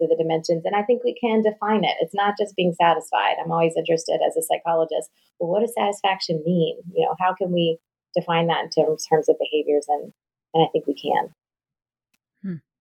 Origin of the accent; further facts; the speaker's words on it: North Carolina, United States; accent: Southern; I'm from the South, so I'm a Southerner, although I'm told I'm a fast speaking Southerner. And I spent most of my life in North Carolina